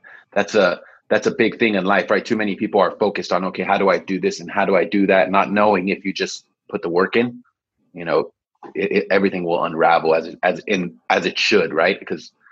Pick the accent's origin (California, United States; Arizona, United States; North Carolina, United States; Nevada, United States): California, United States; Los Angeles; also born or lived in Israel; I grew up in San Fernando Valley